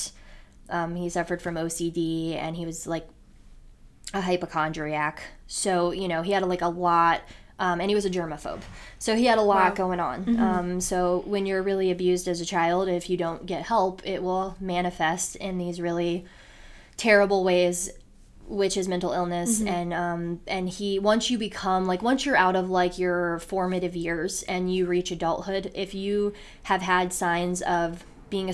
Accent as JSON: {"language": "English", "town": "Elyria", "region": "Ohio", "country": "United States", "moved": "as an adult", "lives_now": "Cleveland, United States", "said": "we're originally from Elyria"}